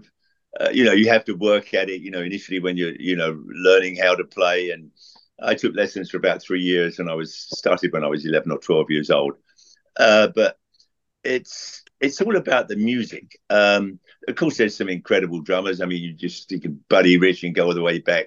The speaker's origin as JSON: {"language": "English", "region": "London", "country": "United Kingdom", "tie": "born or raised there", "moved": "yes", "said": "I grew up in Southwest London in Hounslow near Heathrow Airport."}